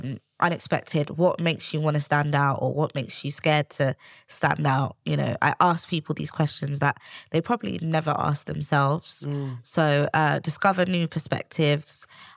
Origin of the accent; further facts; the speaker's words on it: Sierra Leone; Yeah, I'm from Sierra Leone, West Africa.